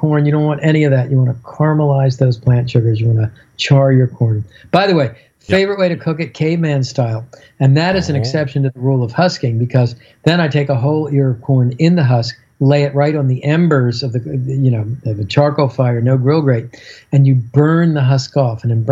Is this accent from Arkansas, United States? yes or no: no; Miami, Florida, United States; I'm from Miami